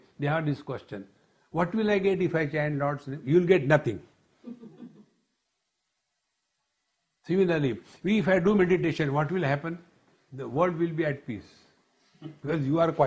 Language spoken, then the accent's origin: English; India; When I say I am Indian, I am talking about citizenship